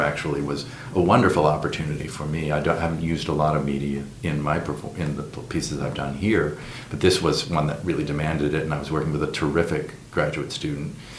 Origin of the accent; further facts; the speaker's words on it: New Hampshire, United States; also born or lived in Minneapolis, Minnesota / England; now in Phoenix, United States; I grew up in New Hampshire